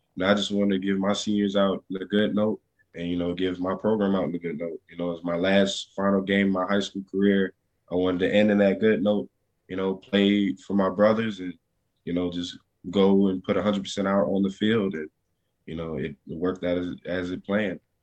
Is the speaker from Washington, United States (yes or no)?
no; near Baton Rouge, Louisiana, United States; in Baton Rouge, Louisiana, right near near my hometown